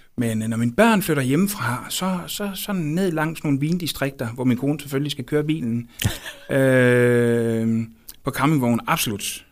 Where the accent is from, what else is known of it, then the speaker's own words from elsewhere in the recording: Aarhus, Central Denmark Region, Denmark; jeg er født og opvokset i Brabrand, som, som ligger lidt uden for Aarhus